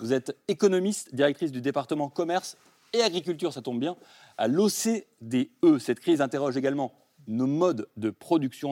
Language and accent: French; France; chez nous en France